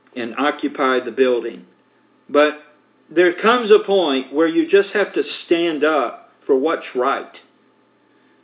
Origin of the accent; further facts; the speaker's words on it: United States; as American citizens